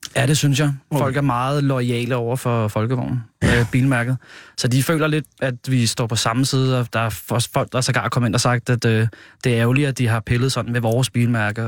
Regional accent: Hørsholm, Capital Region of Denmark, Denmark; also born or lived in Nordvest, Copenhagen; now in Copenhagen, Denmark; Jeg kommer fra Hørsholm øh, oprindeligt

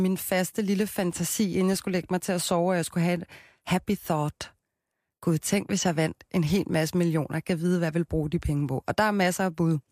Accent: Copenhagen, Capital Region of Denmark, Denmark; jeg er fra Christianshavn

